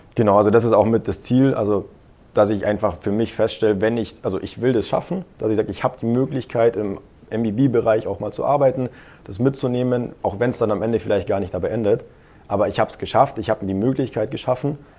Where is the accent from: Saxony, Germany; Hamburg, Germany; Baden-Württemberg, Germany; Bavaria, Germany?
Bavaria, Germany; near Munich; now in Augsburg, Germany; meine Heimatstadt ist ein bisschen in der Nähe von München